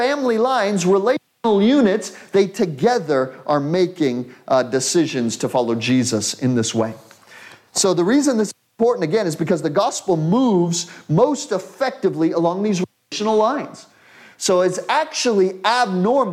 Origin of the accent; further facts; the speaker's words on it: United States; as an American, I come from an individual culture